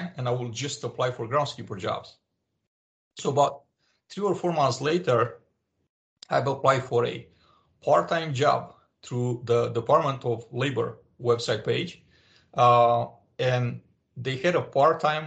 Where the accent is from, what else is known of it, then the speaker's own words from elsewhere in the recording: Romania; English is a second language; moved away as an adult; I was born in Romania at the time a communist country.